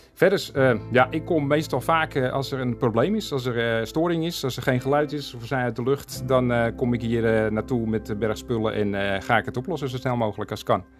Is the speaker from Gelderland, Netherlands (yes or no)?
no; Beverwijk, North Holland, Netherlands; moved away; also born or lived in Castricum; Want ik kom eigenlijk uit Beverwijk. Daar ben ik eh, in geboren en getogen.